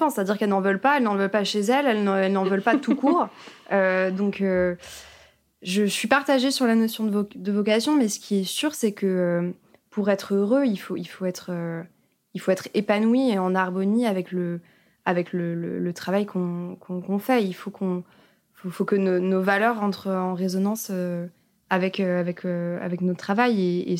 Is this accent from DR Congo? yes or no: no; the South-West, south-west France, France; now in Paris, France; revenir dans ma dans ma région d'origine, le Sud-Ouest.